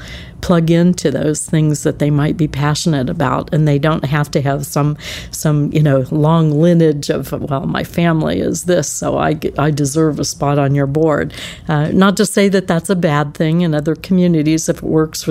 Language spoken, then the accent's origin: English; Cincinnati, Ohio, United States; moved away as an adult; also born or lived in San Antonio; now in Scottsdale, United States; growing up in the Cincinnati area was a wonderful childhood during the 50s and 60s.